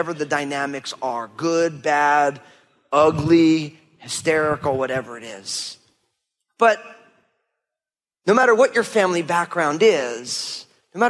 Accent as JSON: {"language": "English", "region": "New Jersey", "country": "United States", "tie": "born or raised there", "said": "We grew up in New Jersey, but the reason we grew up in New Jersey was because when my parents started having kids"}